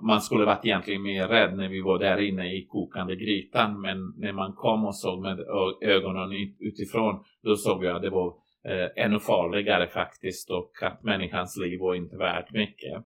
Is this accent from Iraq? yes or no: no; Banja Luka, Republika Srpska, Bosnia & Herzegovina; Swedish is a second language; moved away as an adult; now in Borgholm, Sweden; jag är kroat från Bosnien